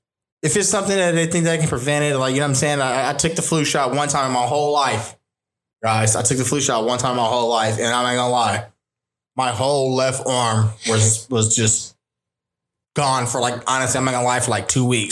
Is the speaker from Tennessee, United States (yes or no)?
no; Inglewood, California, United States; I'm originally from Los Angeles, Inglewood, California.